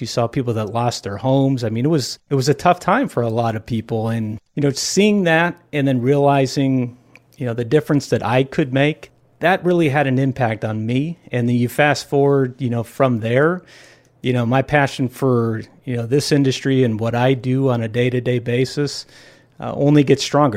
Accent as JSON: {"language": "English", "town": "Los Angeles", "region": "California", "country": "United States", "tie": "born or raised there", "also_born_or_lived": "San Diego / Orange County / Newport Beach", "said": "I'm born and raised in Southern California. And, you know, grew up in the L A area"}